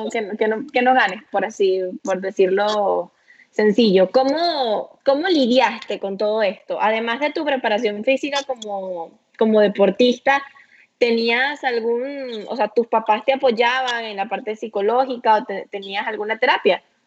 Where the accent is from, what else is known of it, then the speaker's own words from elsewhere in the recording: Venezuela; los venezolanos somos irresistibles